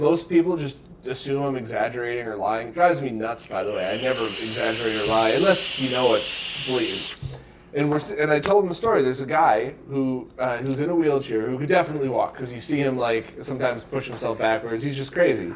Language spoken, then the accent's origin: English; Bridgeport, Connecticut, United States; I grew up in Bridgeport